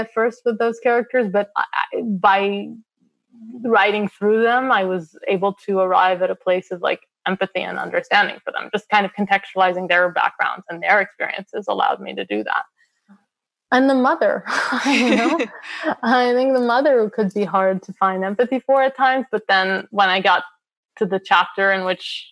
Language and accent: English; United States; I'm Palestinian American